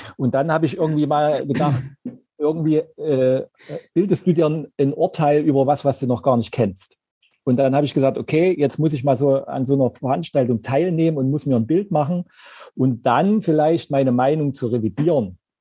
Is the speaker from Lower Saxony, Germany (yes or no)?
no; Zeitz, Saxony-Anhalt, Germany; now in Leipzig, Germany; Ich komme ursprünglich aus Zeitz.